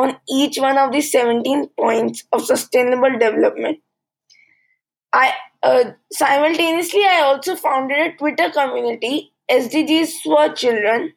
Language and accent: English; India; from India. I am 15 years old. I study in Alcon International School, India